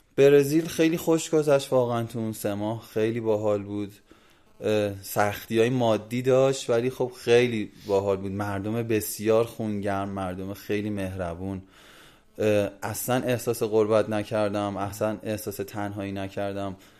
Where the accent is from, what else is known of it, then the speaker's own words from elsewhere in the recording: Iran; moved away as an adult; also born or lived in Brazil; من ایرانی هم